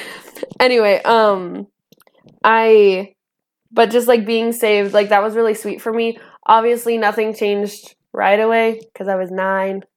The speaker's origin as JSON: {"language": "English", "region": "northern Idaho", "country": "United States", "tie": "born or raised there", "also_born_or_lived": "Antioch, California"}